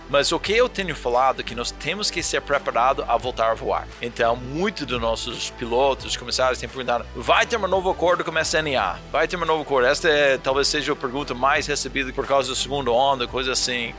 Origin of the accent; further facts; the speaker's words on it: New York, United States; Portuguese is a second language; moved away; Eu sou do Nova York.